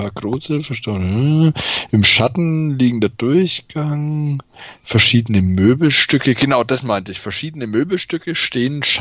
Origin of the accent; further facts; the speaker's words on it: Bayreuth, Bavaria, Germany; Das ist Bayreuther Hell aus meiner Heimatstadt